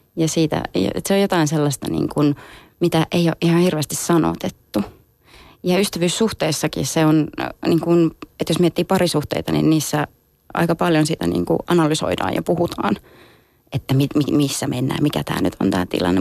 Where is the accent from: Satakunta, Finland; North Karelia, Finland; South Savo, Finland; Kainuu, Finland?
Kainuu, Finland; Kajaani; mä oon syntynyt Kajaanissa